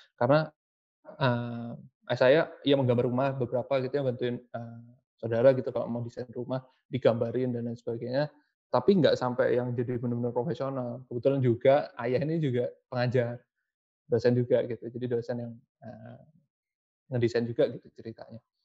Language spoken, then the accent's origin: Indonesian; Surabaya, East Java, Indonesia; berkuliah di kota saya di Surabaya